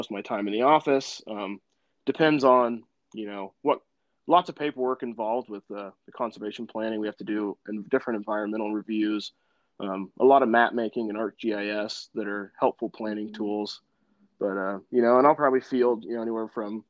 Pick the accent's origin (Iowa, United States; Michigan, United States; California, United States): California, United States; Arcata; also born or lived in Hollister, California; being born and raised in Arcata